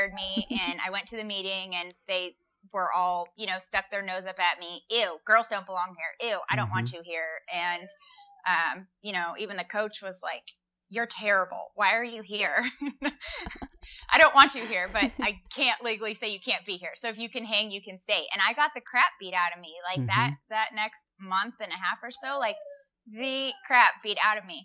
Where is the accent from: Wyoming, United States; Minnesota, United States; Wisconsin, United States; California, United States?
California, United States; Walnut Creek; moved away as an adult; also born or lived in Midwest; I went to Los Lomas. I grew up in Walnut Creek.